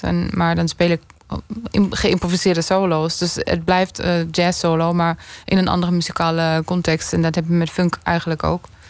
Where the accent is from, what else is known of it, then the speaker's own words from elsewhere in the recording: near Würzburg, Bavaria, Germany; moved away; in het dorp waar ik opgroeide in Duitsland, Estenveld, in de buurt van uh, Würzburg